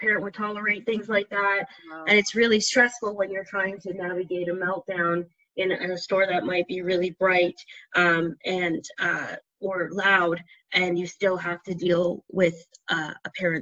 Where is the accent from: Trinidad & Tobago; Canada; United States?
Trinidad & Tobago; we're from Trinidad